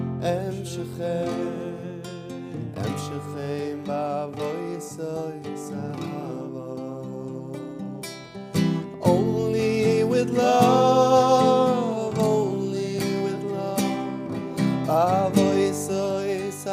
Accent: New York City, New York, United States; We grew up together in New York City.

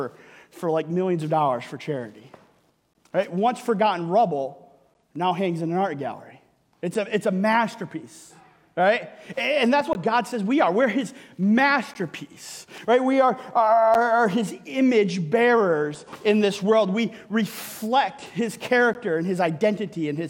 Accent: Michigan, United States; moved away; I'm from Michigan. It's where I grew up.

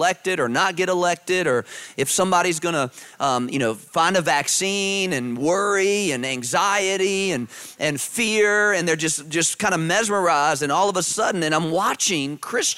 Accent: Virginia, United States; I grew up in Virginia

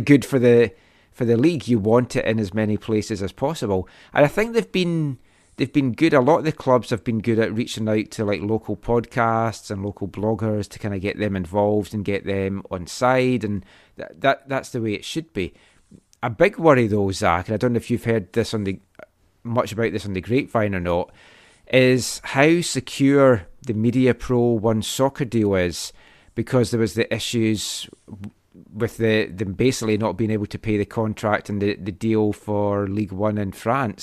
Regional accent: Scotland, United Kingdom; moved away; as a Scottish person

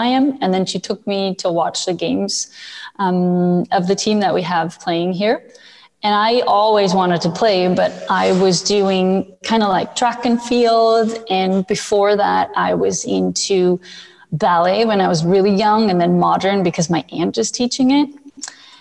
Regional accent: Switzerland; moved away as an adult; also born or lived in North America / Buffalo; I was born and raised in Switzerland. And at the age of 18, I decided that I wanted to move to North America to play hockey

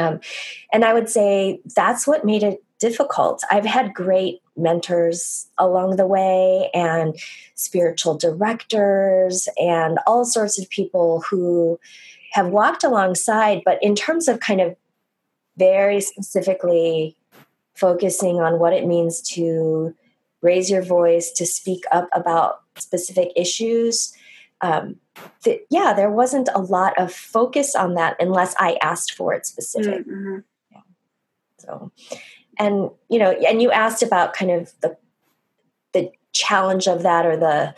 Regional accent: United States; growing up, I'm Korean American

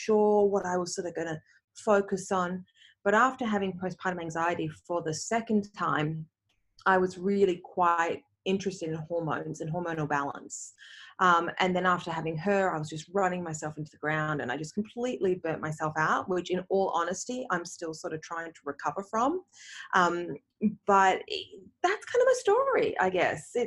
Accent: Australia; moved away as an adult; also born or lived in Canada; I moved from Australia to Canada. Now I'm back in Australia again.

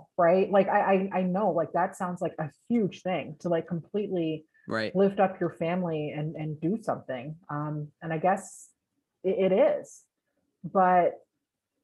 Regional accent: England, United Kingdom; also born or lived in California / Wisconsin / Texas; now in United States; I grew up in England, went to California

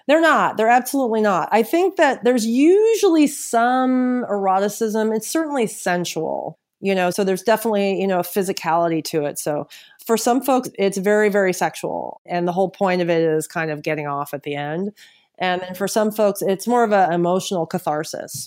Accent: San Francisco, California, United States; moved away as an adult; now in Los Angeles, United States; I'm originally from San Francisco. I'm actually relocating back there in the summer, but I've lived in L A for three years

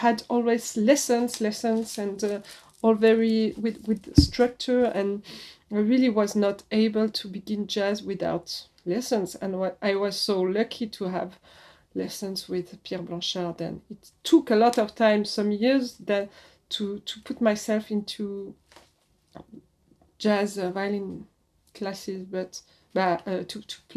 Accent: Switzerland; moved away as an adult; also born or lived in Paris, France; now in France; I was in Switzerland. I was born in Switzerland.

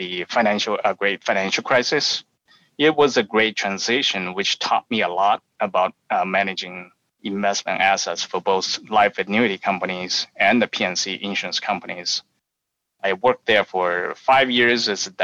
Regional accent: Wuhan, Hubei, China; accent: Chinese; English is a second language; moved away as an adult; also born or lived in University of Illinois, United States; now in United States; I have a Chinese accent. So I was made in China and refurbished in the United States. I was born and lived in Wuhan, China, until I was 23 years old

